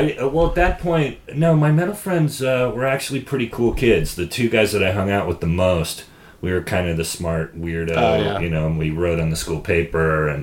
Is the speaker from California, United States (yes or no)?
yes; Sonoma, California, United States; born or raised there